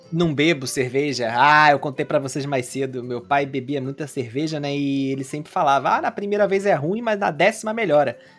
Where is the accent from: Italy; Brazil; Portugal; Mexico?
Brazil; Rio de Janeiro; now in Toronto, Canada; eu sou do Rio